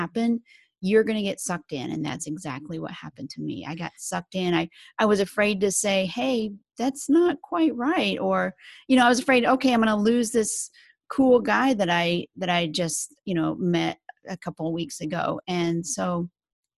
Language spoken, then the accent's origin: English; Salina, Kansas, United States; moved away as an adult; also born or lived in Houston, Texas / Pennsylvania / New York / Texas; now in Phoenix, United States; I grew up in Kansas, in Salina, Kansas, right in the middle of Kansas